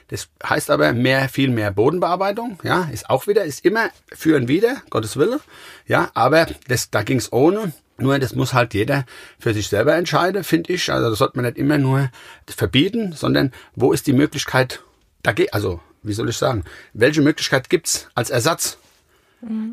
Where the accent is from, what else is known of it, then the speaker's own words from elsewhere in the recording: Gau-Bischofsheim, Rhineland-Palatinate, Germany; Ich komme aus Gaubischofsheim. Das ist ungefähr zehn Kilometer von Mainz